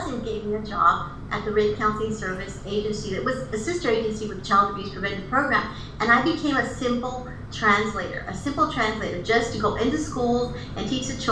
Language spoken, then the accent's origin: English; Imperial Beach, California, United States; also born or lived in Tijuana, Mexico; I was raised in Imperial Beach